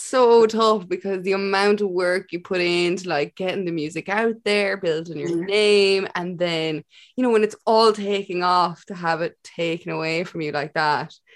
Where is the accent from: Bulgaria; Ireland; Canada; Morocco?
Ireland; as an Irish person